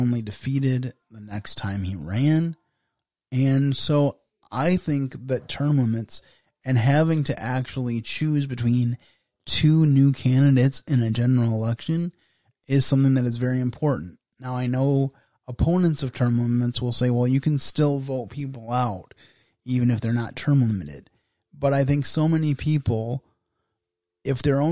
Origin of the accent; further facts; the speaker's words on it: Michigan, United States; my home state of Michigan